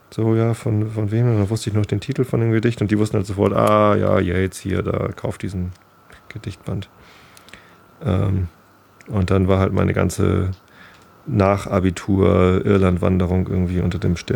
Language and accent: German; Hamburg, Germany; Ich wohne auf dem Land. Ich bin zwar Hamburger Jung, aber ich bin hier auf dem Lande groß geworden.